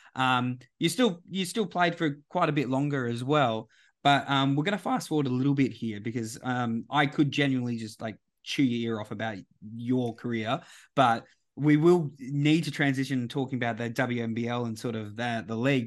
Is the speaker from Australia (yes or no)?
yes; Western Australia, Australia; my own state